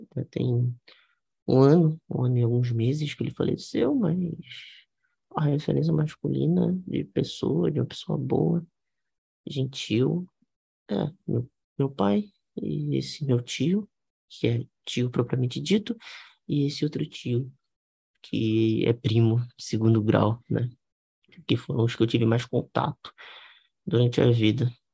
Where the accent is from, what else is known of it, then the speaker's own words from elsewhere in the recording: Rio de Janeiro, Brazil; eu sou do Rio de Janeiro. Eu cresci, fui nasci e cresci no Rio de Janeiro com meu pai e minha mãe